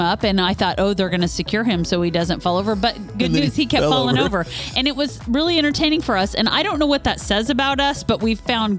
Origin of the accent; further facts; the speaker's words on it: Kansas City, United States; now in Louisville, United States; we are from the Kansas City area originally.